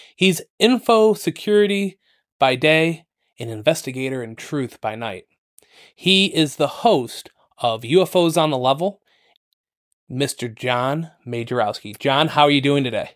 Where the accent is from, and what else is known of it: Toledo, Ohio, United States; born or raised there